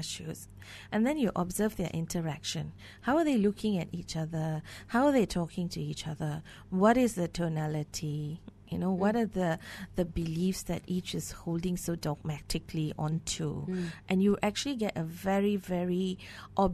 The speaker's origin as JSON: {"language": "English", "country": "Malaysia"}